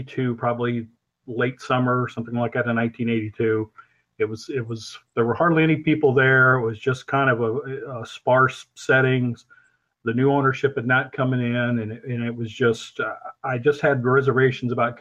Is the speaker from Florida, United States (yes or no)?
no; Missouri, United States; moved away as an adult; also born or lived in Peoria, Illinois / Wichita, Kansas; growing up in Missouri